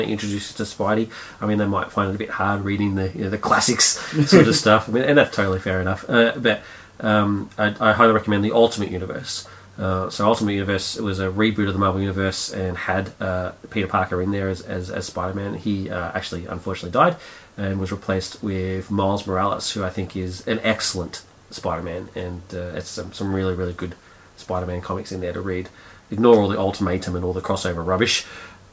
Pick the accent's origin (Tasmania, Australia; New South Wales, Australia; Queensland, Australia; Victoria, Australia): Victoria, Australia; Melbourne; I grew up in Heidelberg